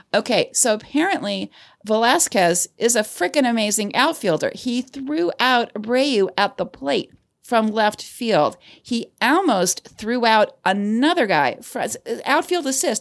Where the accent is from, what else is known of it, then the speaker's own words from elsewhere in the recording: Cleveland, Ohio, United States; my hometown of Cleveland, Ohio